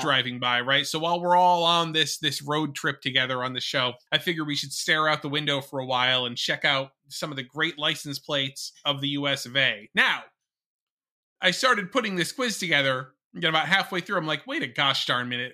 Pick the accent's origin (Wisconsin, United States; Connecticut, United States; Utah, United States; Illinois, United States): Connecticut, United States; my home state of Connecticut.